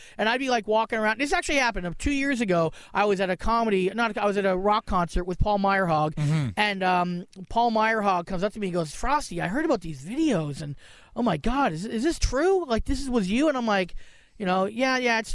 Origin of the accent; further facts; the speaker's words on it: Brantford, Ontario, Canada; my hometown, which I hate. A lot. Brantford, Ontario